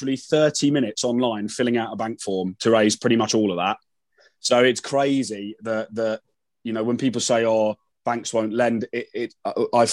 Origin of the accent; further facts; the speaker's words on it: London, United Kingdom; I am from London